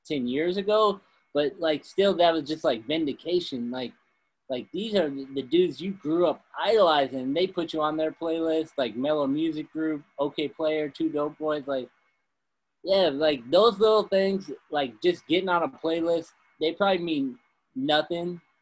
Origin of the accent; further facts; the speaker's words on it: Midwest, United States; we're both from the Midwest